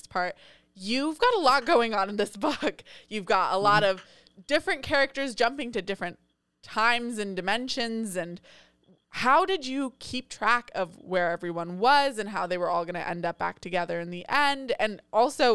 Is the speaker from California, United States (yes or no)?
yes; Monterey, California, United States; he is in Monterey now, which is where I grew up